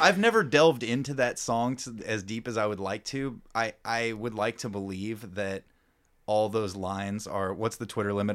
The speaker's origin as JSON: {"language": "English", "town": "Louisburg", "region": "Kansas", "country": "United States", "tie": "born or raised there", "also_born_or_lived": "Grandview / Overland Park / Olathe", "lives_now": "Lawrence, United States", "said": "I grew up in Lewisburg"}